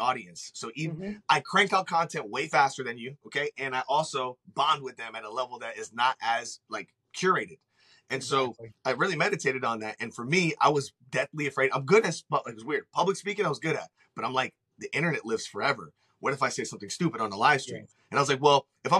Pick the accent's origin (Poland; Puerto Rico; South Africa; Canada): Puerto Rico; I'm Puerto Rican